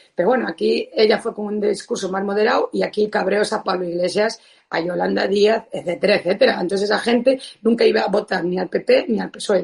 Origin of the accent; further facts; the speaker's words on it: Galicia, Spain; como gallega como española